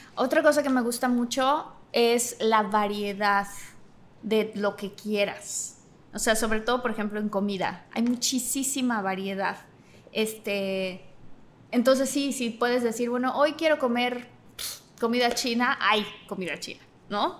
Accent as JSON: {"language": "Spanish", "region": "Tabasco", "country": "Mexico", "also_born_or_lived": "Mexico City", "moved": "as an adult", "said": "soy de Tabasco, del sureste de la República Mexicana"}